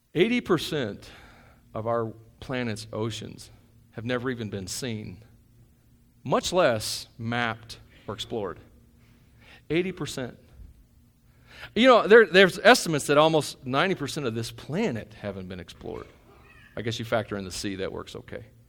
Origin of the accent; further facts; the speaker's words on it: Tennessee, United States; moved away; we're from Tennessee